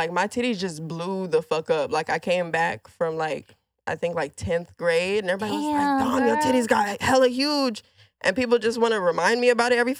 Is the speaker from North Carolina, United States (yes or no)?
no; San Diego, California, United States; moved away as an adult; also born or lived in Houston / Atlanta; I'm from California originally.